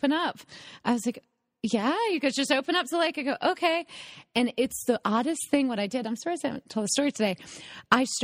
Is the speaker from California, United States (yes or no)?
no; North Carolina, United States; I'm from North Carolina